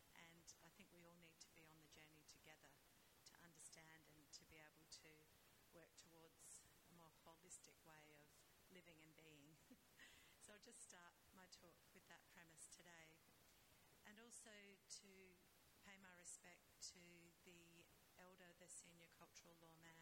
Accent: the Darling River, far western New South Wales, Australia; My family are Barkindji people. We're from the Barker, our Darling River, in far western New South Wales

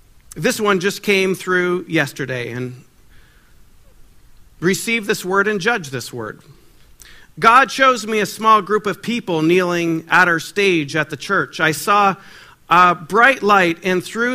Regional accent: Ottawa, Ontario, Canada; I'm from Ottawa, Ontario

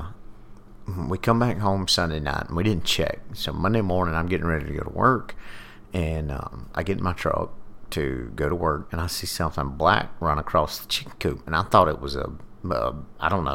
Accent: the South, United States; I'm from the country. I'm from the South

